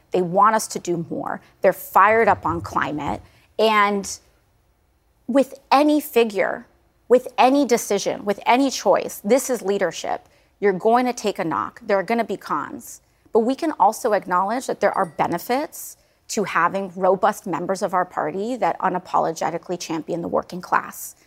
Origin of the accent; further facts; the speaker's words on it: New York City, New York, United States; I'm also a New Yorker